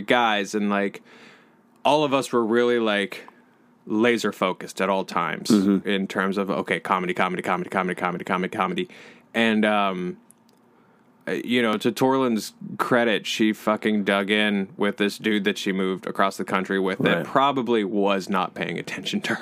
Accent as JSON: {"language": "English", "town": "Louisville", "region": "Kentucky", "country": "United States", "also_born_or_lived": "San Francisco", "moved": "as an adult", "said": "I'm from Louisville, but I'm from, like, the suburbs"}